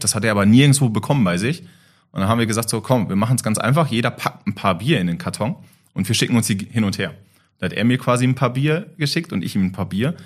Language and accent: German; Germany; als Deutscher